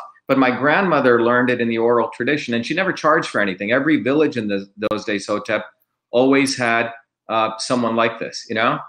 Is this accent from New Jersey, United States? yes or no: yes; Paterson, New Jersey, United States; also born or lived in India / Bombay, India / South India / Clifton, New Jersey; now in Massachusetts, United States; growing up, you know, in a very tough neighborhood in Paterson as a kid. That's where I first started, and then went to Clifton, and then Persephone, and then ended up in Livingston